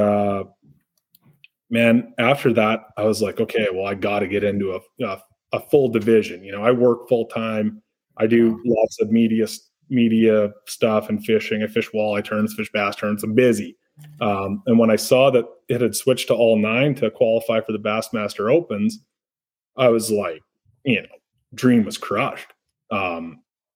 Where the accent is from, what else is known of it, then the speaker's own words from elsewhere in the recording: Canada; I'm from Canada